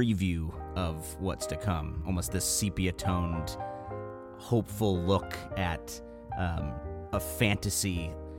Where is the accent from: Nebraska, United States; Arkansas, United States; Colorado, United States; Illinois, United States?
Illinois, United States; Chicago; I'm from the North Side, so technically I should be a Cubs fan